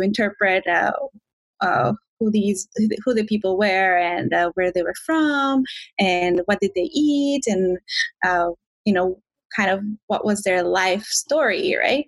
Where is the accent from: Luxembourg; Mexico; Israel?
Mexico; moved away as an adult; also born or lived in Ontario, Canada; now in Vancouver, Canada; I am originally from Mexico